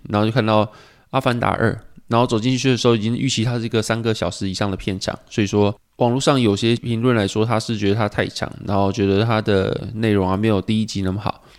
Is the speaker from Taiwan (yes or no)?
yes; Pingtung County, Taiwan; 我记得我小时候是在屏东嘛